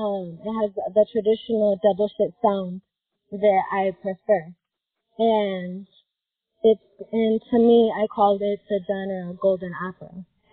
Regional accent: Michigan, United States; Yes, Michigan, the state.

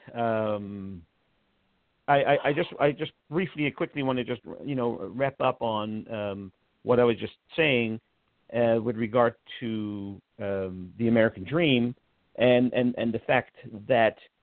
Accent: Netherlands; moved away as an adult; now in United States; I grew up in the Netherlands.

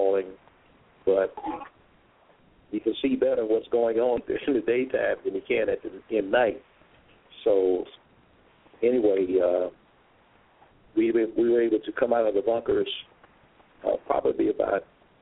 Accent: Ocala, Florida, United States; I'm originally from Ocala, Florida. That's a town in central Florida, as well as born and raised

